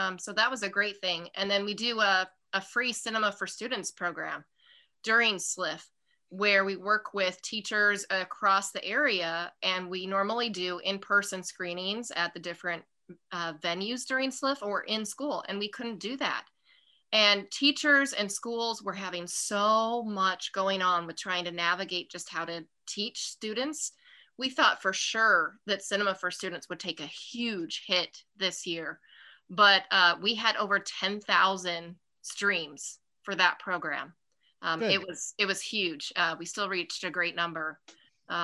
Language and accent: English; Utah, United States; now in St. Louis, United States; I grew up in Utah